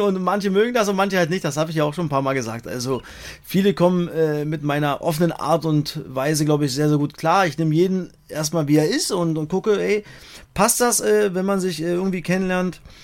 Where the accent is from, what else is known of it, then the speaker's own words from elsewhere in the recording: Cottbus, Brandenburg, Germany; ich bin dann schon sehr heimatverbunden ich bin in Cottbus geboren und ich, ich gucke natürlich nach Cottbus, habe da Familie, meine ganzen Freunde seit über 30 Jahren